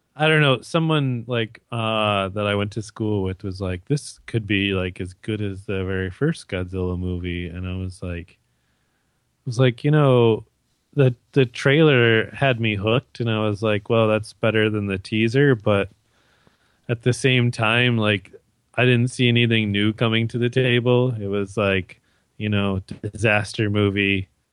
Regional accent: Michigan, United States; moved away as an adult; now in Canada; I'm American stuck in Canada.

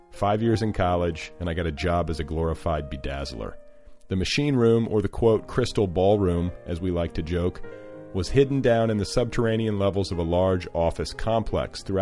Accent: Mandan, North Dakota, United States; while driving back and forth from my hometown of Mandan, North Dakota and Big Sky, Montana.

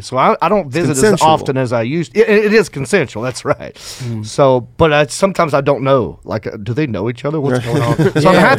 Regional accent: the South, United States; accent: Southern; moved away; I'm from the South. That's about it. I was born there.

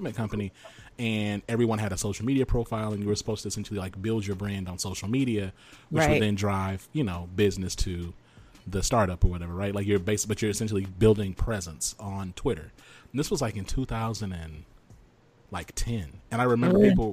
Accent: the South, United States; I'm from the South

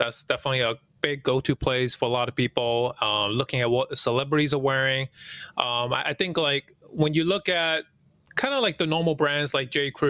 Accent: New York City, New York, United States; English is a second language; You know, as an immigrant growing up in New York City, you know, I didn't speak the language right away.

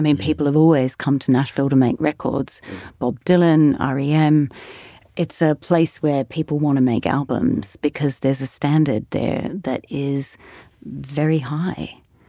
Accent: Sydney, New South Wales, Australia; But I grew up in Australia and I grew up in various country towns. My parents were school teachers, so we travelled around a lot for their work. But I was born in Sydney and I went to university in Sydney.

